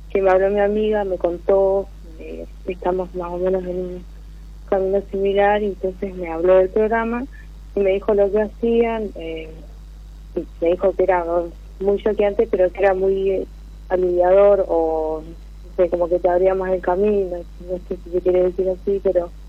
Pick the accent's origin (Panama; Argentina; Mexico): Argentina; Trelew, Chubut; De Trelew